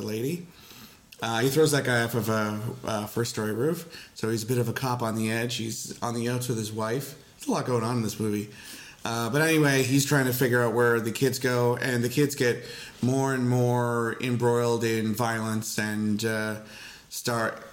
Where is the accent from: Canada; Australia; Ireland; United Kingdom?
Canada; I'm a Canadian